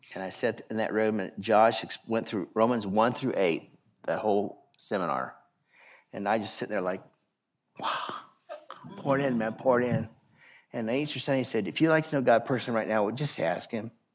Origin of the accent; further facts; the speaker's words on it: Idaho, United States; I grew up in Idaho